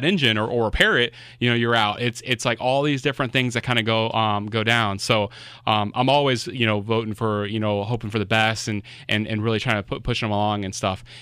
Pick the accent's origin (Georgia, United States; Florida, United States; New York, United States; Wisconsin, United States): Florida, United States; Miami; moved away; I'm originally from Florida